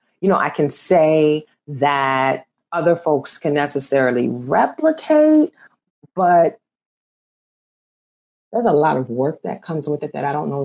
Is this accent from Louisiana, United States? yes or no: yes; New Orleans, Louisiana, United States; if I'm dark skinned growing up in New Orleans